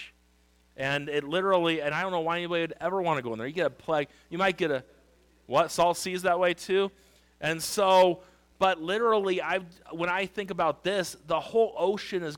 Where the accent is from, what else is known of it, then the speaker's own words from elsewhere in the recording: Wildomar, California, United States; I grew up in Lake Elsinore. Well, Wildomar, right next to Lake Elsinore